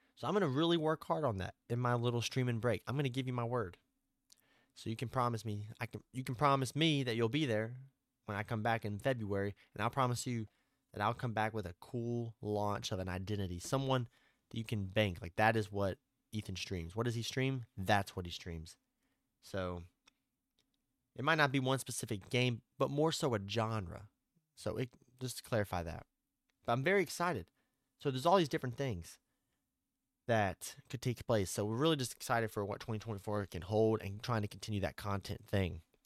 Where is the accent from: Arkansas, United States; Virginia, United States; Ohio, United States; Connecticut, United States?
Arkansas, United States; I'm from Arkansas